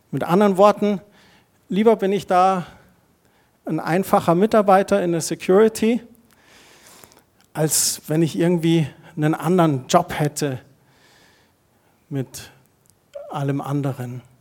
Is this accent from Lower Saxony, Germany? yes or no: no; Heimstetten, Bavaria, Germany; Ich bin in Heimstetten aufgewachsen und wir haben zur Pfarrei in Kirchheim zu St. Andreas gehört.